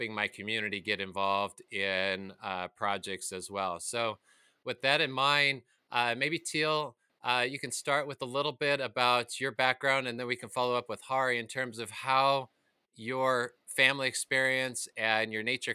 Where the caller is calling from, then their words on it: Reno, Nevada, United States; I'm calling in from Reno, Nevada